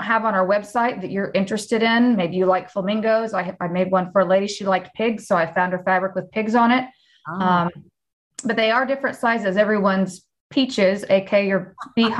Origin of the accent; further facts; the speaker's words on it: Fort Worth, Texas, United States; I am from Fort Worth, Texas